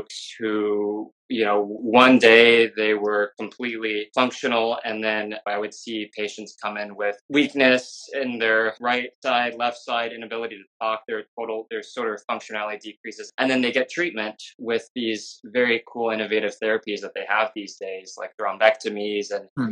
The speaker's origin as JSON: {"language": "English", "region": "Southern California", "country": "United States", "tie": "born or raised there", "moved": "as an adult", "lives_now": "Miami, United States", "said": "we grew up in Southern California. We went to the same high school, the same undergrad."}